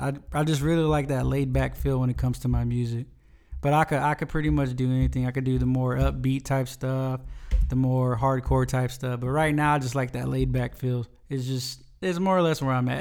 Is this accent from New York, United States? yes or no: no; Smiley, Texas, United States; also born or lived in Nixon, Texas; I'm originally, I'm from South Texas, from a little town called Smiley